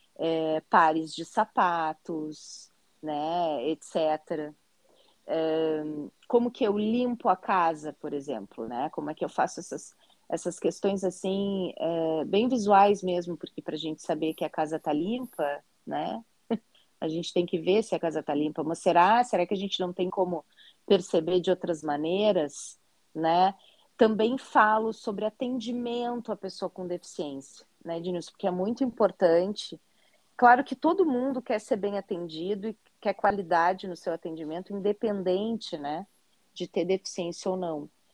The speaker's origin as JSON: {"language": "Portuguese", "town": "Porto Alegre", "region": "Rio Grande do Sul", "country": "Brazil", "said": "E eu sou gaúcha, né? Sou de Porto Alegre, no Rio Grande do Sul"}